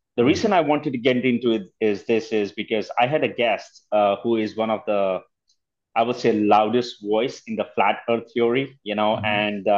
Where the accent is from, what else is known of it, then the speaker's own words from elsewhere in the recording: India; I come from India where the population is 1.4 mm-hmm. plus billion, you know.